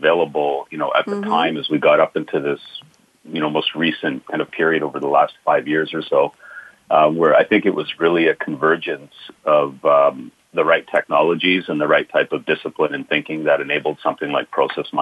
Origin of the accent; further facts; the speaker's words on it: Boston, Massachusetts, United States; I'm a Boston guy, so based out of Boston, Mass.